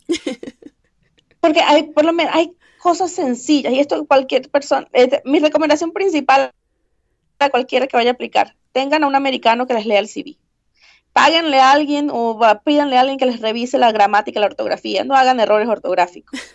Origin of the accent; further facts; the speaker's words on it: Venezuela; moved away as an adult; also born or lived in Midwest, United States; now in United States; los que somos de Venezuela